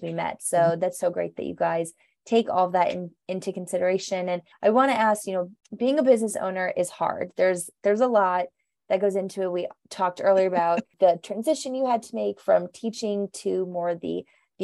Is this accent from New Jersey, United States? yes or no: no; Overland Park, Kansas, United States; I grew up in the Leawood Overland Park area and totally felt like I grew up in a bubble.